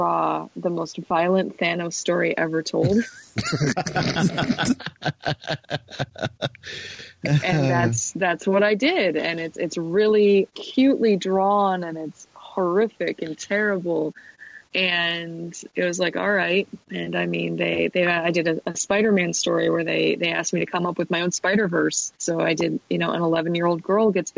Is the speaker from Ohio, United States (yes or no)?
no; Detroit, Michigan, United States; I'm from Detroit.